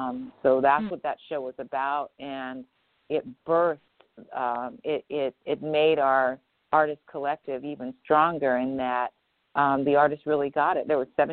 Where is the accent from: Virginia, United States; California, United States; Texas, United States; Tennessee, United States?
California, United States; Marin City; the community that I grew up in Marin City, was literally 99% Black.